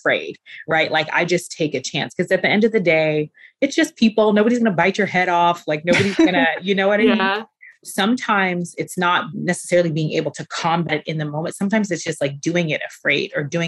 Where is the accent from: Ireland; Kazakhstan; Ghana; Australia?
Ghana; now in United States; being Ghanaian